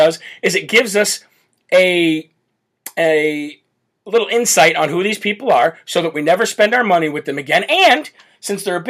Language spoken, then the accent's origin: English; Illinois, United States; I'm come from Illinois, Chicago Bears